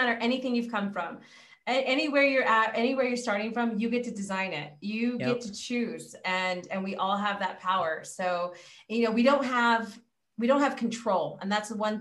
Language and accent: English; California, United States; I'm from California